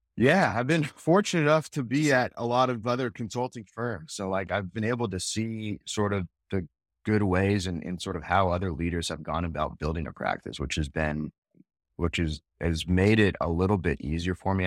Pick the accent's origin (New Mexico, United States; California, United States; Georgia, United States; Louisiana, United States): California, United States; Northern; now in Phoenix, United States; I grew up in Northern California